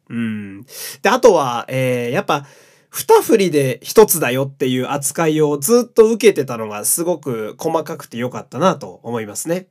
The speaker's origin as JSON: {"language": "Japanese", "region": "Fukui", "country": "Japan", "tie": "born or raised there", "said": "私あの、福井県のね、え ー、生まれ育ちなんですけれども"}